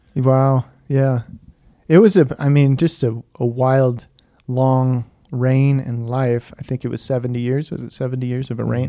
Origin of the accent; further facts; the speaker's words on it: United States; I'm American